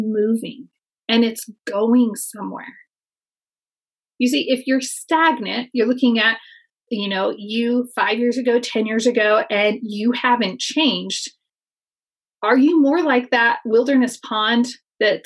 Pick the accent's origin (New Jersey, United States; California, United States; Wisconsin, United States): California, United States; near Yosemite Valley; I spent a lot of time growing up near Yosemite Valley.